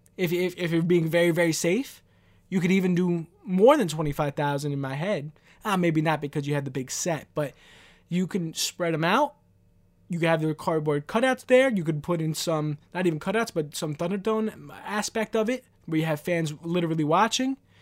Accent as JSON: {"language": "English", "town": "New York City", "region": "New York", "country": "United States", "said": "I'm from New York City. I'm from Queens, New York"}